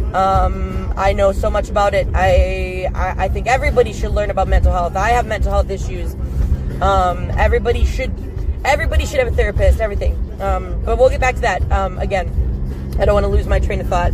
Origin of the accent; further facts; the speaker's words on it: Wisconsin, United States; I'm from Wisconsin